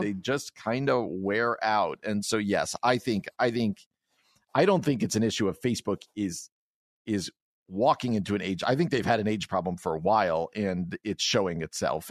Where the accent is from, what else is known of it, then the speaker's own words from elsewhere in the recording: New Jersey, United States; moved away; I grew up very much North Jersey, New York City.